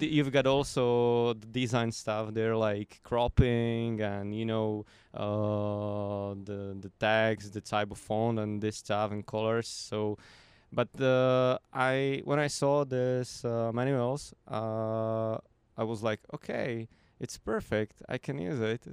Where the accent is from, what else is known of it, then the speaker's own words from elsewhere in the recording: Slovakia; I'm from Slovakia